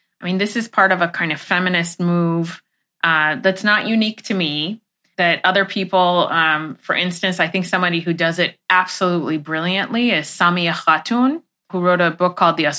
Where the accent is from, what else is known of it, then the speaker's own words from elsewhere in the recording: Los Angeles, California, United States; also born or lived in Iran; when I was growing up